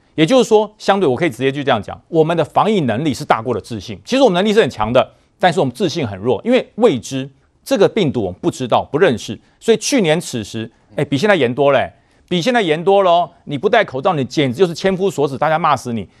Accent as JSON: {"language": "Chinese", "region": "Taoyuan", "country": "Taiwan", "said": "我桃园人"}